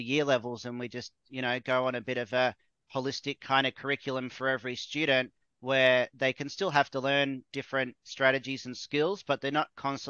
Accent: Australia; I'm from Australia.

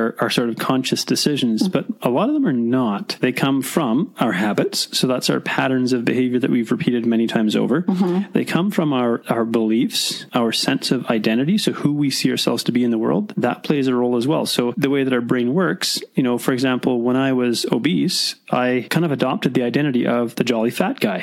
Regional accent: Mission, British Columbia, Canada; I was born in Mission

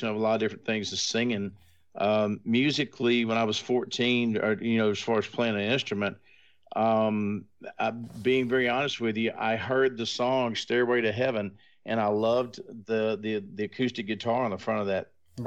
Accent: Arkansas, United States; I'm from Arkansas

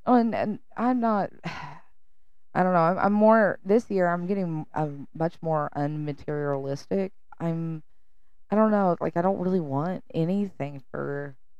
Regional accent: the South, United States; I'm from the South.

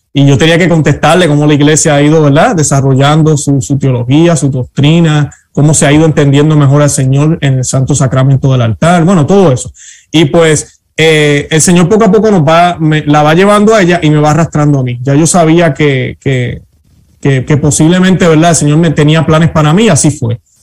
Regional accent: Puerto Rico; now in United States; siempre he sido católico, nací católico en Puerto Rico

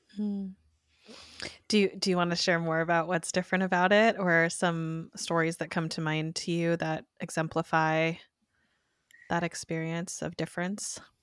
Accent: Oregon, United States; also born or lived in East Coast / Eugene; growing up in Oregon

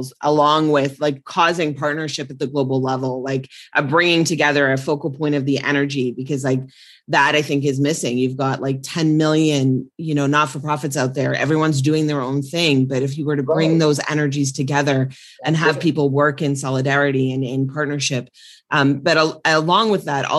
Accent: New Zealand; I'm from New Zealand.

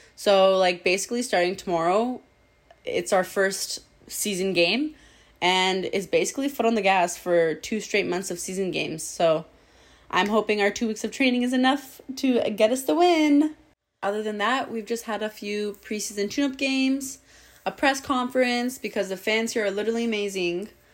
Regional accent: Toronto, Ontario, Canada; moved away as an adult; now in Manila, Philippines; I'm from Etobicoke, Ontario

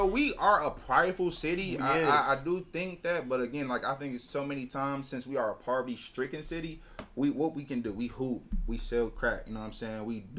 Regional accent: California, United States; Oh, yeah, I am from Cali.

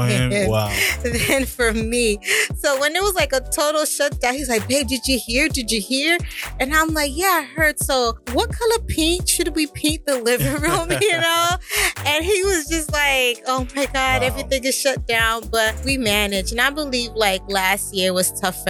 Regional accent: Decatur, Georgia, United States; moved away as an adult; also born or lived in Brooklyn, New York; now in Boston area, United States; I was born in Brooklyn, New York, but I was raised in Decatur, Georgia

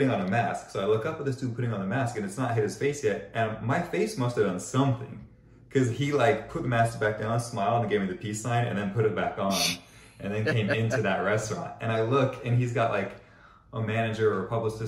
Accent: Argentina; moved away; I'm Argentine

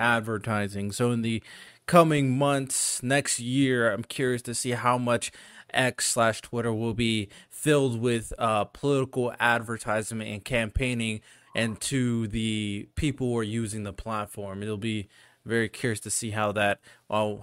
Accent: United States; I'm American

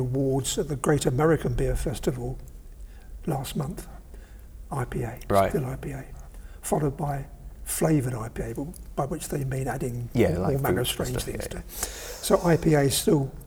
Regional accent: London, United Kingdom; I grew up in East London.

